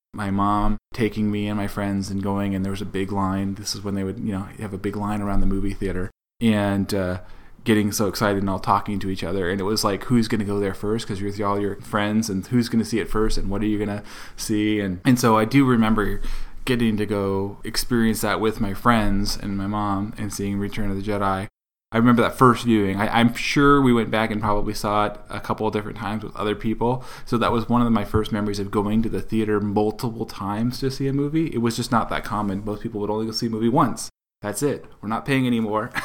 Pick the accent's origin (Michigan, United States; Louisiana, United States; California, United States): California, United States; Southern; born and raised in Southern California